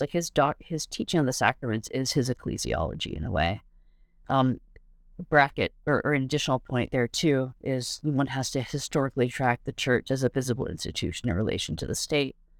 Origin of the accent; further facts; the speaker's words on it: Canada; also born or lived in England; now in United States; I'm Canadian, but I have a green card